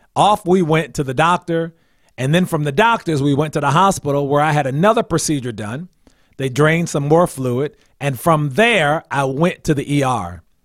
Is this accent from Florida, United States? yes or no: no; New Brunswick, New Jersey, United States; moved away as an adult; also born or lived in Washington, D.C.; I am from New Brunswick, New Jersey, and, uh, that's somewhat central New Jersey